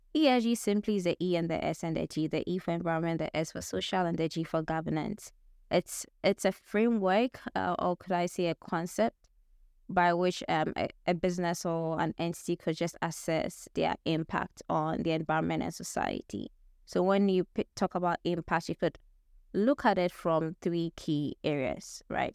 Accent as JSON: {"language": "English", "country": "Ghana", "moved": "as an adult", "lives_now": "United States", "said": "that was back in Ghana, my home country"}